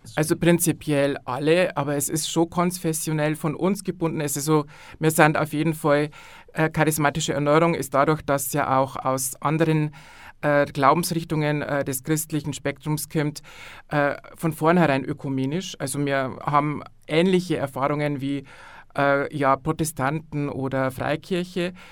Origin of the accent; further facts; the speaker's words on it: Landau an der Isar, Bavaria, Germany; ich bin aus Landau an der Isar